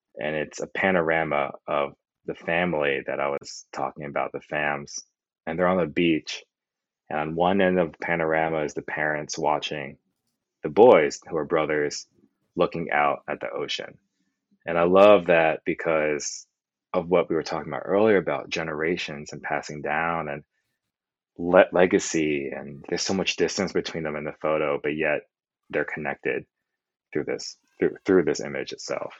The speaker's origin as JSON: {"language": "English", "region": "New York", "country": "United States", "tie": "born or raised there", "also_born_or_lived": "Pennsylvania", "said": "I grew up in New York"}